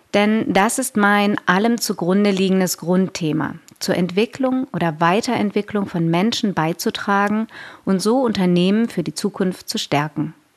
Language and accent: German; Konstanz, Baden-Württemberg, Germany; now in Berlin, Germany; Unser Firmenhauptsitz ist in meiner Geburtsstadt, im schönen Konstanz am Bodensee